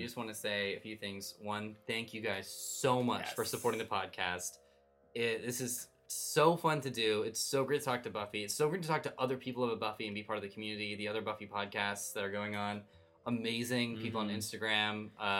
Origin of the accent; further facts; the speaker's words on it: Philadelphia, Pennsylvania, United States; I'm from Philadelphia. I take 4th to Maine, and then I catch a Broadway show, and I go back to my home of Philly.